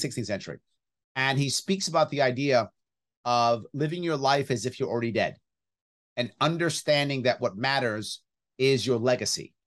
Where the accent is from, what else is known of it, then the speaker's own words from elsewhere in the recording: New York City, New York, United States; I grew up right outside Yankee Stadium